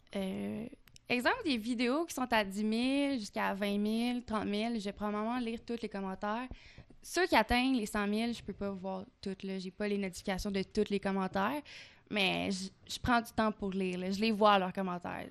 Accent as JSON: {"language": "French", "region": "Quebec", "country": "Canada", "accent": "Québécois", "said": "Je suis une bonne Québécoise. J'ai un petit accent québécois"}